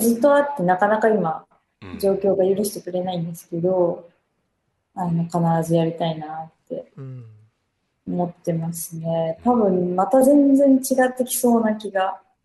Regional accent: Okayama, Japan; now in Tokyo, Japan; 私も岡山出身なんで

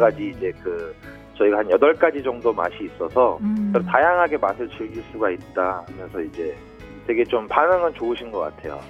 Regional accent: South Korea; moved away as an adult; now in Fukuoka, Japan; 저도 이제 또 한국인이다 보니까

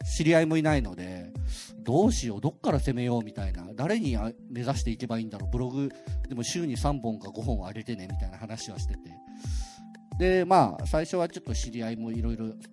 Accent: Okayama, Japan; moved away as an adult; now in Tokyo, Japan; そもそも僕岡山の結構田舎の方の出身で田舎から出たくてしょうがなかったですよね

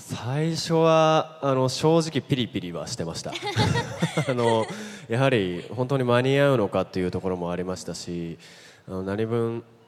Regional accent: Nagoya, Aichi, Japan; 僕は名古屋生まれなので

